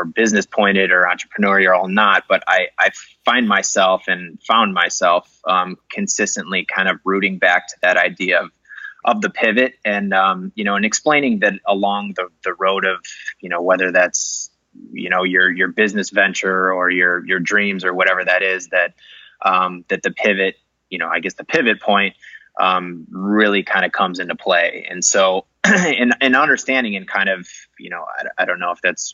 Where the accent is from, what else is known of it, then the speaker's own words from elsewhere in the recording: Chicago, Illinois, United States; I grew up in Chicago, grew up in Rogers Park area.